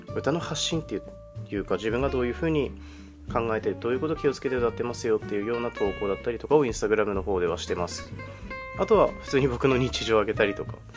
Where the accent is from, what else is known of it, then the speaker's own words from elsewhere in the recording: Aomori, Japan; 私はですね青森県出身で今も青森県にいるので、まあ、結構鉛っていうものがあるかもしれないんですけど